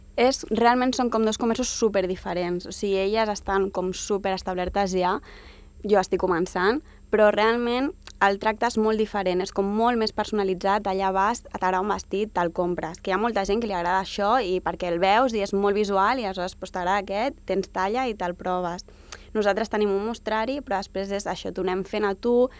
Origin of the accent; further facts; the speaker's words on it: Sant Boi de Llobregat, Catalonia, Spain; jo m'he criat sempre a Sant Boi, sóc d'allà